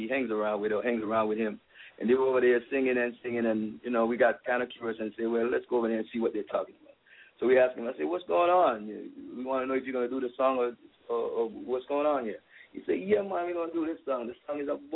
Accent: Belize; moved away as an adult; now in California, United States; I'm the first Belizean

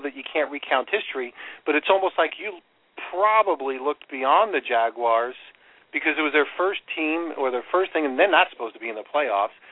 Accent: New York, United States; I grew up in New York

